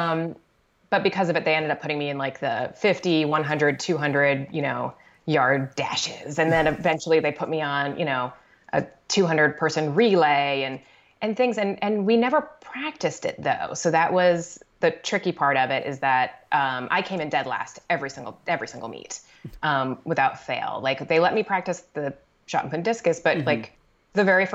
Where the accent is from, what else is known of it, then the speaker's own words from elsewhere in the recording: Connecticut, United States; moved away; also born or lived in Brooklyn, New York; growing up in Connecticut